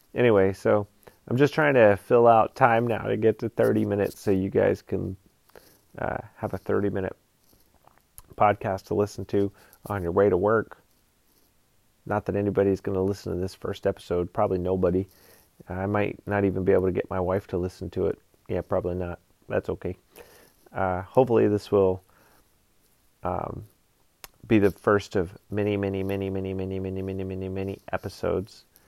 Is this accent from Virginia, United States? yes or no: no; Georgia, United States; now in Alaska, United States; I'm just kind of an American dude. I grew up in Georgia, live in Alaska now.